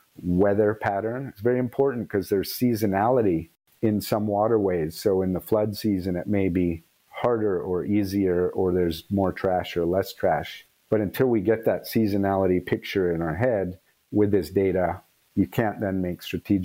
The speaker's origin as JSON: {"language": "English", "region": "California", "country": "United States", "tie": "born or raised there", "also_born_or_lived": "Asia", "moved": "as an adult", "said": "I grew up in California, a lot of outdoor activities"}